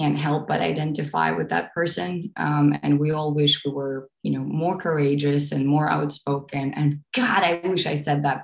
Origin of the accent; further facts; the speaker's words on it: Eastern Ukraine, Ukraine; moved away; I was born in Eastern Ukraine and raised there as well